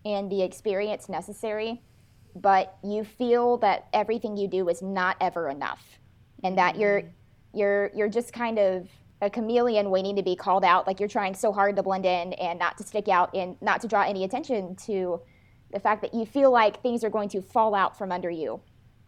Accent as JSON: {"language": "English", "town": "Austin", "region": "Texas", "country": "United States", "tie": "born or raised there", "also_born_or_lived": "Saginaw, Texas", "said": "I grew up in the Austin area"}